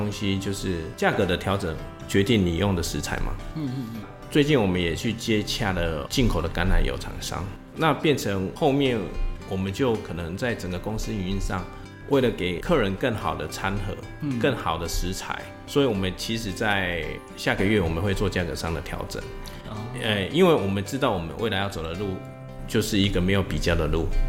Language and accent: Chinese; Yunlin County, Taiwan; now in Chiayi, Taiwan; 因为我是云家这边，我云林人在嘉义工作，然后也在嘉义定居嘛